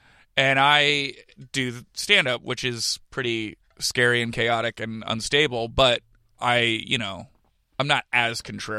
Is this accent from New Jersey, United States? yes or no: no; California, United States; also born or lived in South Jersey; get my sarcasm and my humor from Jersey, but I get my social awareness from California, because growing up in the Bay Area, I, like, knew gay people and stuff like that.